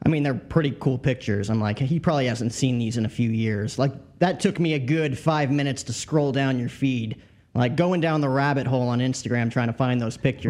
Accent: New Jersey, United States; also born or lived in Bronx, New York; I grew up in Jersey, Yankee seasons and tickets, lived in the Bronx

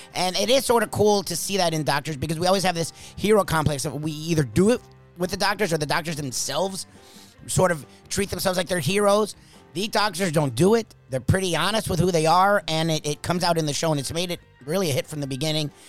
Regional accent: South Florida, United States; We're from South Florida

